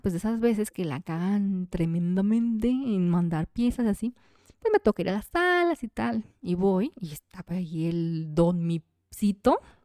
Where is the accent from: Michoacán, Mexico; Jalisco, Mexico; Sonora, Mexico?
Jalisco, Mexico; Como mujer mexicana y más de que jalisciense